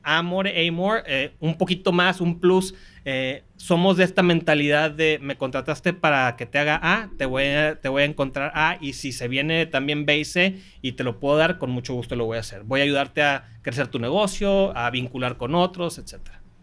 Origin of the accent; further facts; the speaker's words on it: Manzanillo, Colima, Mexico; moved away; also born or lived in Monterrey, Nuevo León / Mexico City; Yo ya soy regiomontano por nacimiento, costeñito por adopción. Crecí en Manzanillo, Colima